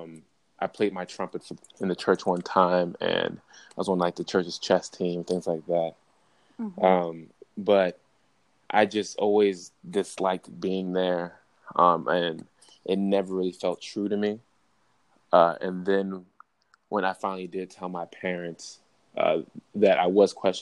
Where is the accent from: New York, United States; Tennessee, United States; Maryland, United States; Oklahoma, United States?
Maryland, United States; Baltimore; moved away as an adult; also born or lived in Oregon; growing up in Baltimore